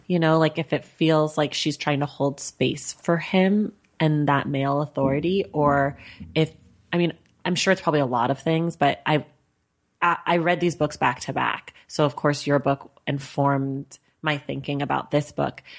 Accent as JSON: {"language": "English", "town": "Oakland", "region": "California", "country": "United States", "also_born_or_lived": "New York", "moved": "yes", "lives_now": "Los Angeles, United States", "said": "I'm from Oakland and I'm here in L"}